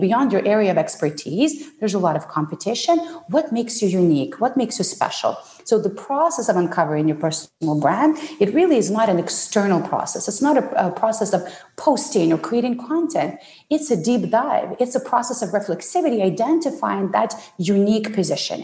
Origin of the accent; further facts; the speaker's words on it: Ukraine; English is a second language; also born or lived in Soviet Union; now in Canada; I was born in the Soviet Union, uh, what was at the time the Soviet Union and I grew up um, in post Soviet Ukraine